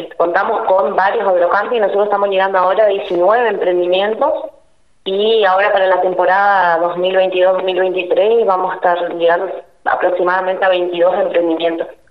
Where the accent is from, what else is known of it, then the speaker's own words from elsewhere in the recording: Leandro N. Alem, Misiones, Argentina; also born or lived in Posadas / Campo Ramón; Yo soy de Leandro de Nalén, que está a 24 kilómetros